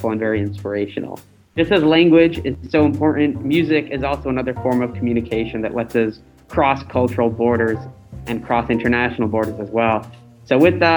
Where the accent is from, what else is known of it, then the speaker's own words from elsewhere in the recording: Salt Lake City, Utah, United States; I am a young person of color born and raised in Salt Lake City, Utah, to a pair of Indian immigrants to the United States